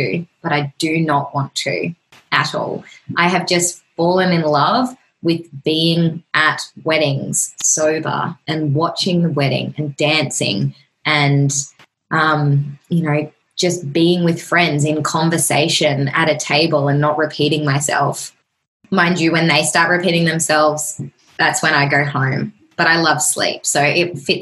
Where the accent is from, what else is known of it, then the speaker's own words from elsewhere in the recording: Australia; it's just the normal thing to do in Australia. Like, we just drink every weekend. We just love to get drunk and it's our culture